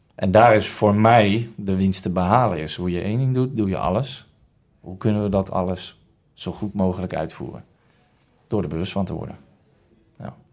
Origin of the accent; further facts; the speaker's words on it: Rotterdam, South Holland, Netherlands; also born or lived in Hilversum; geboren in Hilversum en getogen in Rotterdam. Daar kom ik ook vandaan.